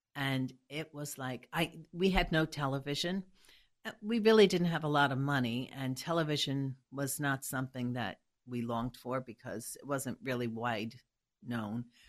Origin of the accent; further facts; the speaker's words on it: New York City, New York, United States; I was born in Hell's Kitchen